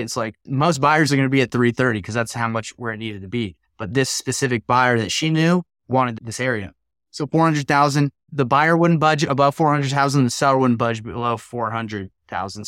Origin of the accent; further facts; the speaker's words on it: Salt Lake City, Utah, United States; I'm from Salt Lake City, Utah